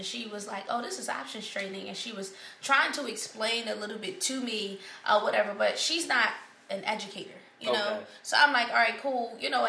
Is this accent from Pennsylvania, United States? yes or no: yes; Philadelphia, Pennsylvania, United States; I'm from North Philly.